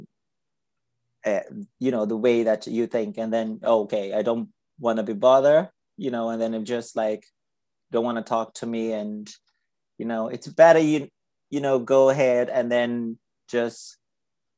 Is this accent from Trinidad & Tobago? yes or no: no; Brazil; now in Ireland; I'm from Brazil, and then my family is, so my mom is there, and then I'm living in Ireland.